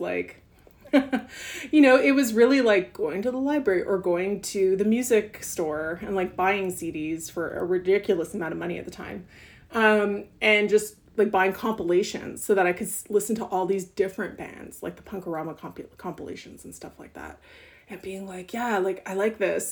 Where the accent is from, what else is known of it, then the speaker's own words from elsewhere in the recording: Montreal, Quebec, Canada; growing up in Ottawa and growing up in Montreal